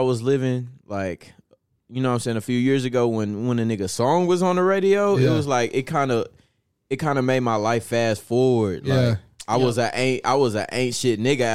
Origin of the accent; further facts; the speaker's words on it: Dallas, Texas, United States; I'm from Dallas